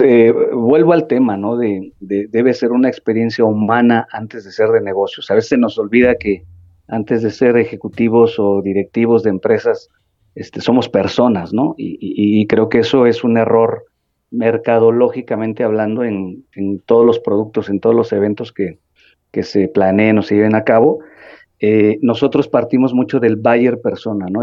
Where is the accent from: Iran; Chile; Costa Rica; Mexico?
Mexico; como sociedad mexicana